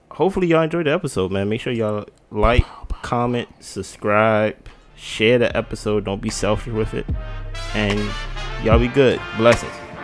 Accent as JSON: {"language": "English", "town": "Jersey City", "region": "New Jersey", "country": "United States", "said": "I'm from the East Coast. I'm from Jersey"}